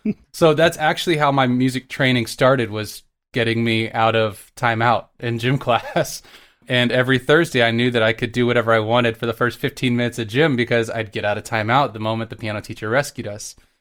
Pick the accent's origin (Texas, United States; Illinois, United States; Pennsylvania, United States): Texas, United States; Dallas; also born or lived in Galveston, Texas; I grew up my whole life in Texas. I was born in Galveston